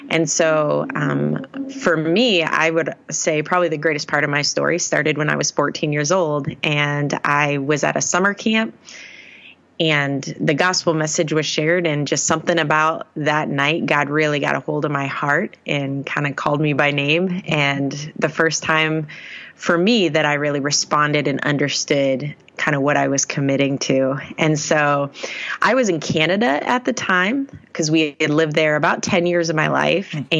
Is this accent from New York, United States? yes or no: no; Maine, United States; born there; So I am originally from New England, born in Maine as a pastor's kid.